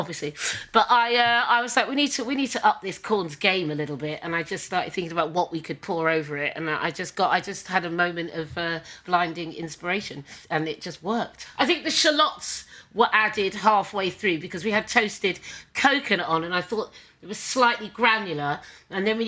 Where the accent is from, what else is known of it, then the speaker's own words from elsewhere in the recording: Suffolk, East of England, United Kingdom; I'm from Suffolk